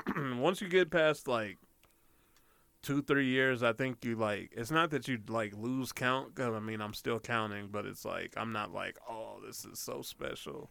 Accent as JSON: {"language": "English", "town": "Denver", "region": "Colorado", "country": "United States", "tie": "born or raised there", "said": "I'm from Denver. I was living uh, in a certain area called Park Hill."}